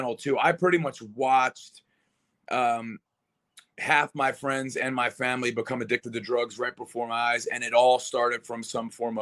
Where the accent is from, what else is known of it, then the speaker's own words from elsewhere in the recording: Philadelphia, Pennsylvania, United States; also born or lived in Las Vegas, Nevada; now in Arizona, United States; Born and raised in Philadelphia, Pennsylvania